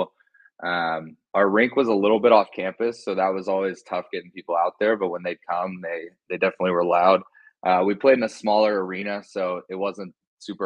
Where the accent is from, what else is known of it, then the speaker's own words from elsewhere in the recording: Plano, Texas, United States; I grew up in the Dallas area, Plano, Texas, to be specific, about a half hour north of Dallas.